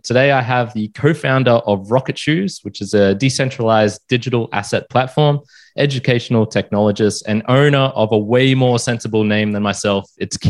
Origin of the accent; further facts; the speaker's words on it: Australia; accent: Aussie; Losing my Aussie accent.